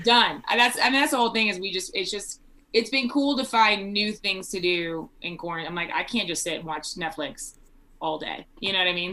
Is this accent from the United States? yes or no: yes; South Texas, United States; now in Colorado, United States; originally born and raised in Texas. We in South Texas